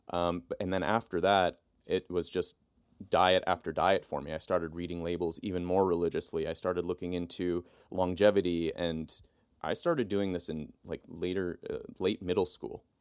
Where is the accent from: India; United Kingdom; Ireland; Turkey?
Turkey; now in United States; and I grew up in Turkey. And when I came back to the United States, uh, I swelled up like a balloon.